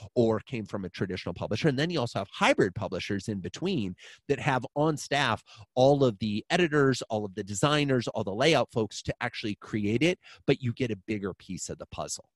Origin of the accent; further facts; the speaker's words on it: Iowa, United States; I'm a farm kid. I grew up in Iowa